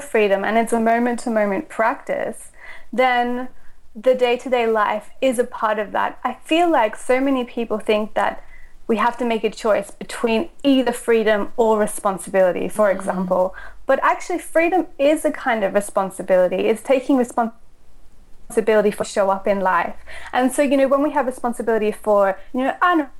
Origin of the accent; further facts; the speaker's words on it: Australia; also born or lived in Austria; I was born in Austria. And when I was six, my mother married a German man and they moved to Australia.